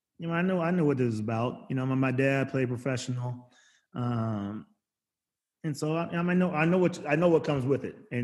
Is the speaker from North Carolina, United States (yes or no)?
no; Arizona, United States; I'm from Arizona